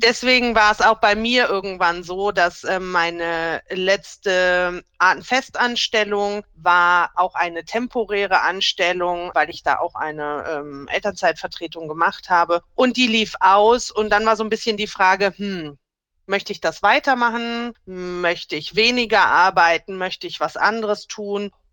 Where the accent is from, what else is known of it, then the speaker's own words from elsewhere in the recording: Rhineland, Germany; now in Bavaria, Germany; ich komme eigentlich gebürtig aus dem Rheinland. Und ich muss auch sagen, das ist für mich meine Heimat